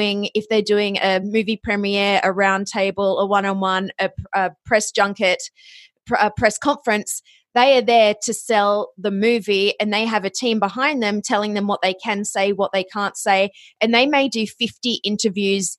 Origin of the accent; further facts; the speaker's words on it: Australia; accent: Australian; moved away as an adult; also born or lived in Ohio, United States / Los Angeles, United States; my origin story starts in Australia. You might be able to tell from the accent.